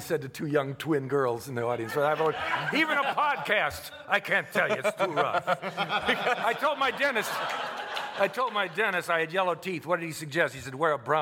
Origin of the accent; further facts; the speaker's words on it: Cleveland, Ohio, United States; moved away; I'm from Cleveland also.